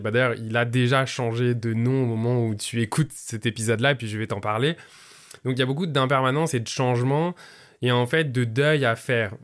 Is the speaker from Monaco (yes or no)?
no; southern France, France; now in Montreal, Canada; je vis à Montréal, mais je suis français d'origine. Je viens du sud de la France